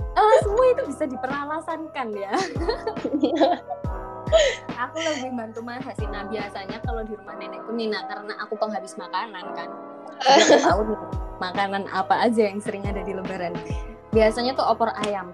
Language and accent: Indonesian; Sidoarjo, East Java, Indonesia; aku orang Sidoarjo